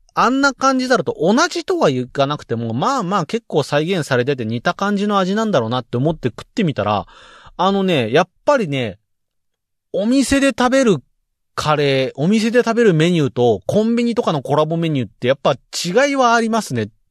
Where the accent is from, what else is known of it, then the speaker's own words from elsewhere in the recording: Saitama, Japan; 僕埼玉県民です